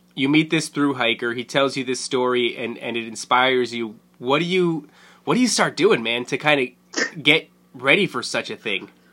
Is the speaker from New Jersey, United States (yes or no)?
yes; Carteret, New Jersey, United States; also born or lived in Fords, New Jersey; I grew up in Carteret and then I I lived in Ford, so right next door